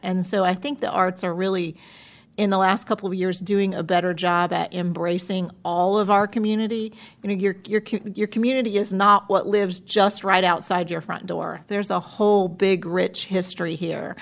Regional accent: Florida, United States; moved away as an adult; now in Winston-Salem, United States; I'm from Florida originally and moved here several years ago

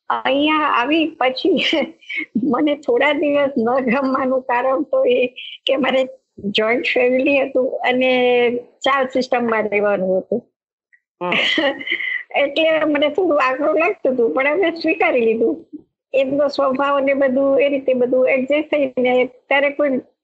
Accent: Mahuva, Gujarat, India; moved away as an adult; now in Mumbai, India; મારું ગામ ગુજરાતનું ભાવનગર જિલ્લાનું મહુવા

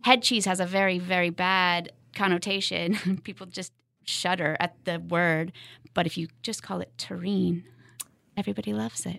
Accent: West Coast, United States; moved away as an adult; also born or lived in Seattle / Lawrence, Kansas; now in Kansas City, United States; I grew up on the West Coast

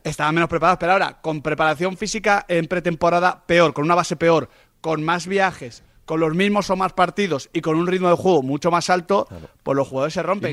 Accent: Spain; como españoles

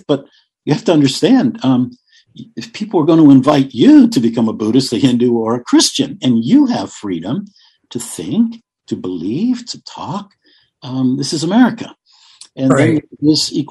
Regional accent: United States; as an American, yes, we're proud of our country, we love our country

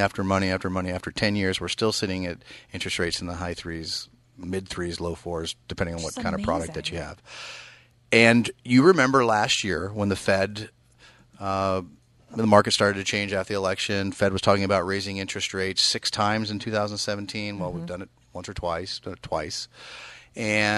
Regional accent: East Bay, California, United States; moved away as an adult; now in Sacramento, United States; I grew up in the East Bay

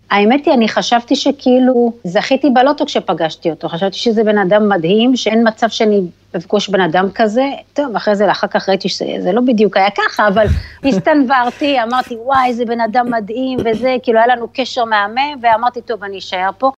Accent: Holon, Tel Aviv District, Israel; moved away as an adult; also born or lived in Rishon LeZion, Israel / Albany, New York, United States; now in Raleigh, United States; גדלתי בחולון, בג'סי כהן גדלתי, ובגיל 18 עברנו לראשון

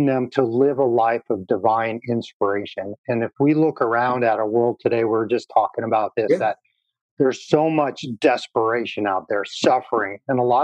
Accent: North Dakota, United States; I grew up in North Dakota.

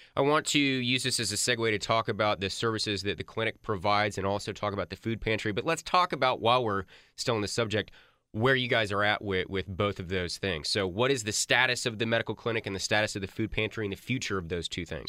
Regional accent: Grapevine, Texas, United States; I grew up in Grapevine

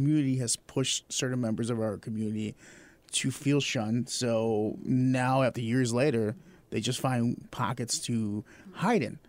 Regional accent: Chicago, Illinois, United States; moved away; I'm from Chicago

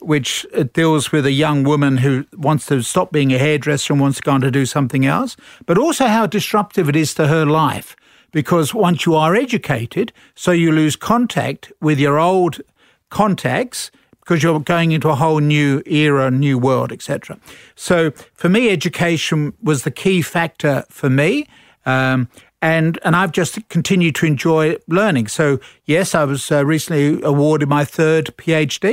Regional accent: London, United Kingdom; moved away as an adult; also born or lived in Sussex; now in Australia; Born in London and, uh, grew up in London

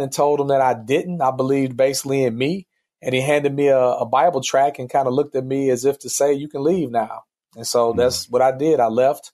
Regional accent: East St. Louis, Illinois, United States; growing up in East St. Louis, Illinois, which is a pretty poor and impoverished town

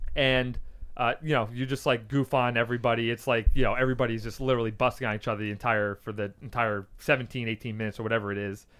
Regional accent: New York, United States; now in California, United States; I grew up with him in New York

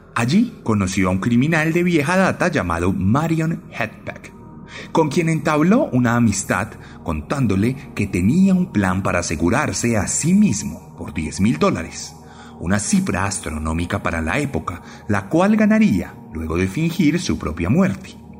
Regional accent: Colombia; en mi país

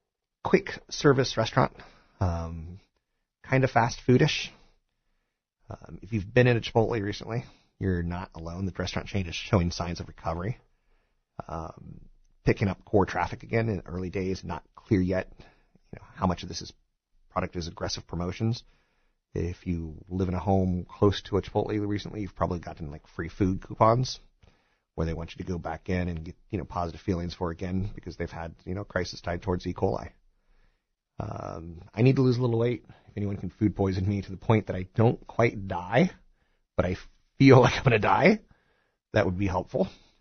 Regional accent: East Coast, United States; now in California, United States; I'm a transplant from the East Coast to California, and it's really funny.

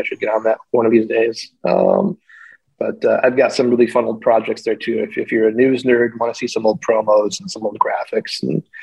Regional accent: West Allis, Wisconsin, United States; also born or lived in Minneapolis, Minnesota; now in Washington, DC, United States; I was born in West Allis, Wisconsin

